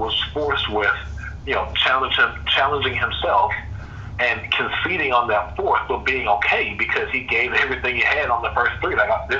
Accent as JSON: {"language": "English", "region": "Texas", "country": "United States", "said": "as a Texan and a very, very proud Texan, but like profoundly proud"}